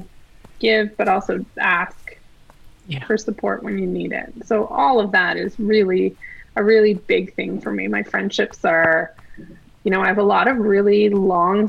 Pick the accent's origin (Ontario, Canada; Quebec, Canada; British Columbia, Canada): Quebec, Canada; also born or lived in South Shore of Montreal / Eastern Townships; now in Ottawa, Canada; I grew up in Quebec